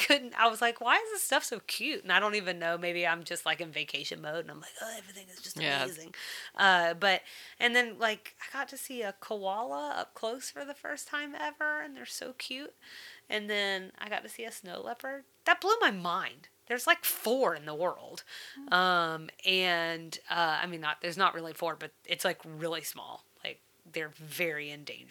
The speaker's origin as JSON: {"language": "English", "region": "the South", "country": "United States", "said": "as a Southerner"}